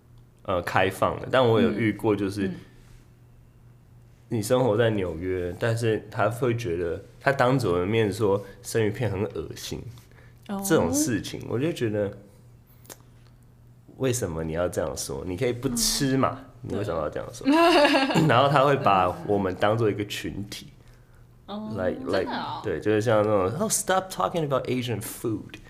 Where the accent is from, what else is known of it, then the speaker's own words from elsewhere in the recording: Taiwan; moved away as an adult; also born or lived in New York; 我就跟他说我是台湾人